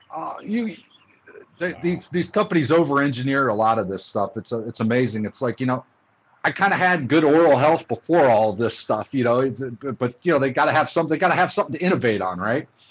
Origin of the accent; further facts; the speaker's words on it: Oxford, Ohio, United States; moved away as an adult; also born or lived in Cincinnati, Ohio; now in Atlanta, United States; I was born in Cincinnati, Ohio. Uh, grew up, uh, spent most of my formative years in um, Oxford, Ohio, which is a small town about uh, 45 minutes or an hour away from uh, Cincinnati